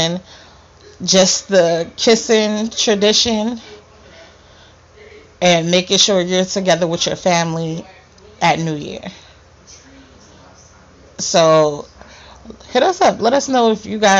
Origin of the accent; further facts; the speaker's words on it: New York, United States; I'm from New York